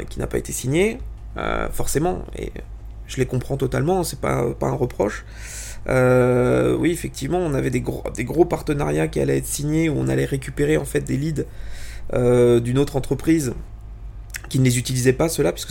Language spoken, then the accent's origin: French; Italy; Alors, pour t'expliquer, euh, je, alors je suis italien, j'ai énormément de famille en Italie